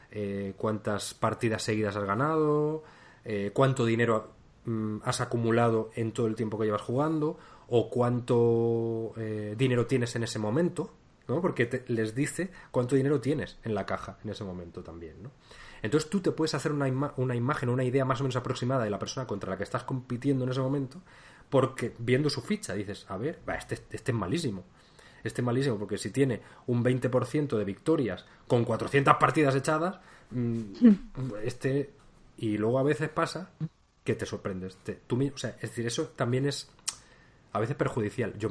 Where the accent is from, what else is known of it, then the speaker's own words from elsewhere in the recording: Spain; Pero sí que soy de España